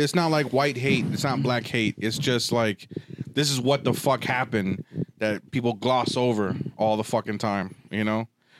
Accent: United States; I'm American.

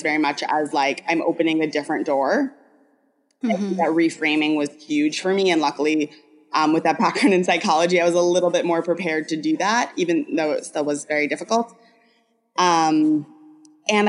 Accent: New York, United States; I grew up in the Northeast, I'm a New Yorker

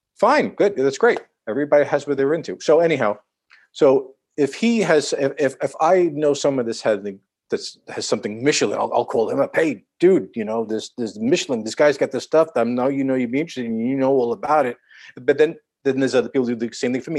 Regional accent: New York City, New York, United States; I'm born and raised in Manhattan, born in New York City

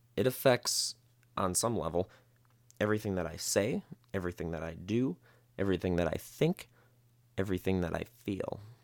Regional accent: Midwest, United States; moved away as an adult; now in Las Vegas, United States; I was born and raised in the Midwest

